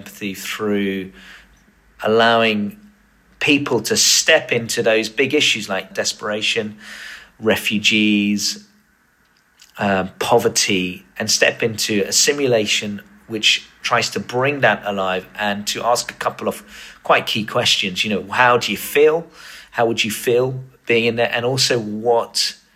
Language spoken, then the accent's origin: English; Tunbridge Wells, South East England, United Kingdom; my hometown of Tunbridge Wells